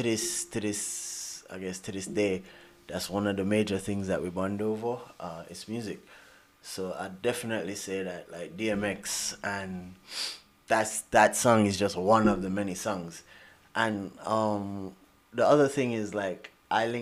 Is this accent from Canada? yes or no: no; Jamaica; moved away; I grew up in Jamaica, apart from my brothers